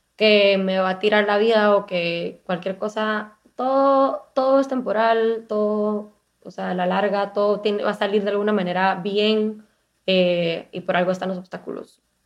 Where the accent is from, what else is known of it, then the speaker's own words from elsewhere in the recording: Guatemala; now in Miami, United States; yo nací también en Guatemala, eh, actualmente vivo en Miami